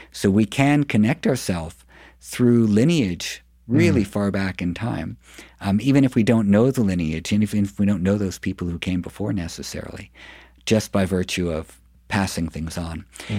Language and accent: English; New York City, New York, United States; I grew up in New York City